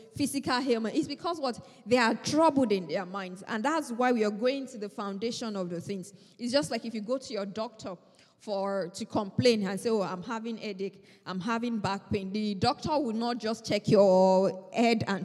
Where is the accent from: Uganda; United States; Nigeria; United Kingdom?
Nigeria; moved away; I am a Nigerian